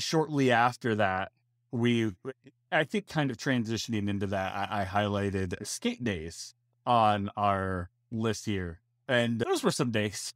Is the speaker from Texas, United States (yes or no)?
no; Ohio, United States; also born or lived in Orlando, Florida; now in Florida, United States; I was born and raised there